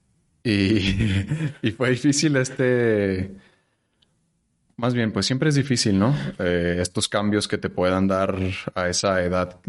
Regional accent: Chihuahua, Mexico; accent: norteño; moved away as an adult; now in Mexico City, Mexico; yo nací en Chihuahua y viví hasta mis 19 años ahí. Luego tengo 10 años aquí

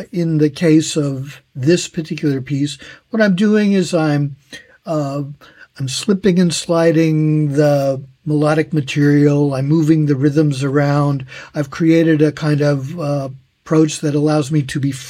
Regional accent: California, United States; moved away as an adult; now in Tokyo, Japan; I'm originally from California in the United States

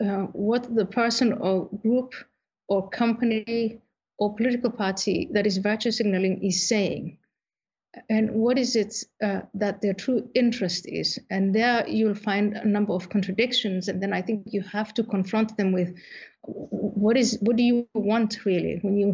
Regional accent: Somalia; born there; also born or lived in Saudi Arabia / Ethiopia / Kenya / Netherlands; So I was born in Somalia, I was in Saudi Arabia, I was in Ethiopia, I was in Kenya before I came to the Netherlands

